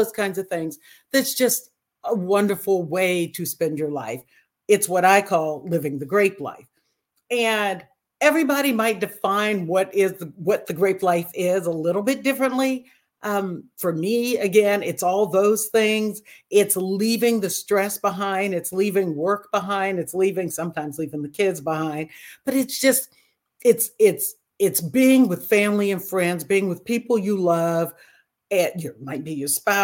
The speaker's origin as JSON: {"language": "English", "town": "Napa", "region": "California", "country": "United States", "tie": "born or raised there", "said": "I grew up in the Napa area"}